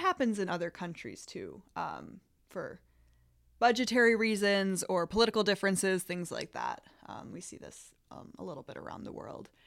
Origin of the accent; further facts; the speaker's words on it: Illinois, United States; also born or lived in Wisconsin / Michigan; now in Sacramento, United States; I'm originally from Illinois, and I went to school in Wisconsin and graduate school at Michigan State